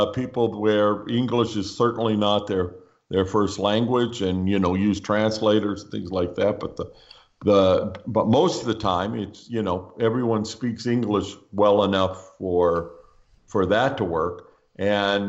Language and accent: English; United States; one thing I know I am is an American. Like it or not, you know, it's, you know, I've got, you know, 6 decades of practice being an American.